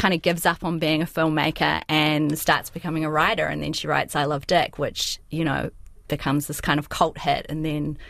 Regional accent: New Zealand; I had been introducing myself as a New Zealander

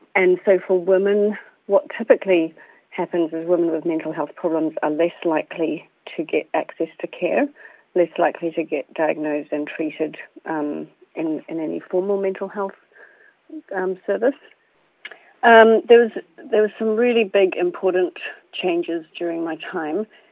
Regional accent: India; now in New Zealand; I was born in India

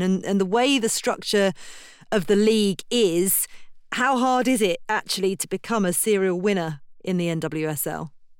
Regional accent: United Kingdom; as a Brit

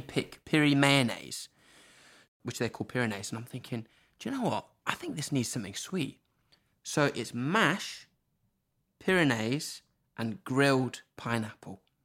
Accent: Norwich, East of England, United Kingdom; moved away as an adult; also born or lived in Zimbabwe; I've grown up in this village where there's no one around

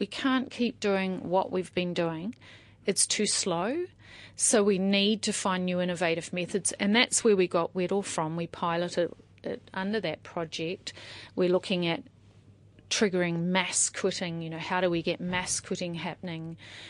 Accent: Auckland, New Zealand; also born or lived in Australia; But mainly I was raised in Auckland, so urban raised, but sometimes a very transient upbringing, like, you know, and also a little bit growing up in Australia as well.

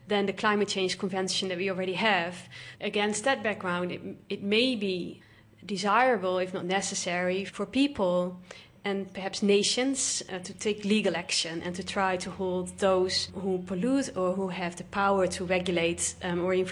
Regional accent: Netherlands; moved away as an adult; now in Vanuatu; I am originally from the Netherlands

